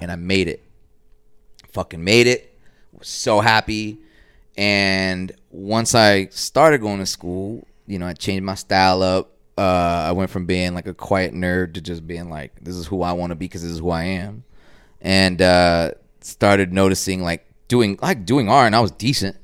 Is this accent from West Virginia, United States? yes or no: no; Dallas, Texas, United States; also born or lived in Boston / New York; grew up east of White Rock, but this is my hood